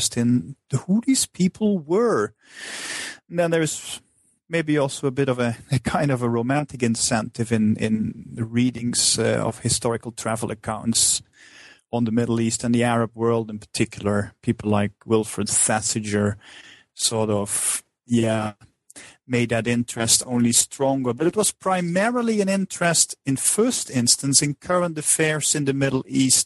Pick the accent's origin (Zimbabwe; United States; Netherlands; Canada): Netherlands; moved away as an adult; I'm originally from the Netherlands